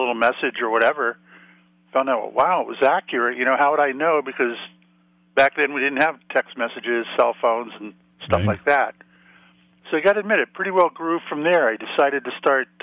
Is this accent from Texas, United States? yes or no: no; Florida, United States; moved away as an adult; also born or lived in Salem, Massachusetts; I grew up in Florida, ended up going into the Navy, getting out of the Navy, and staying in Salem, Massachusetts